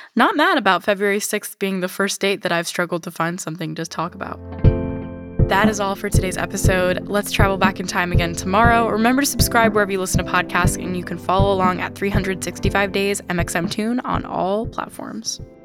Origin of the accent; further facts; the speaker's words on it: United States; I'm just an American.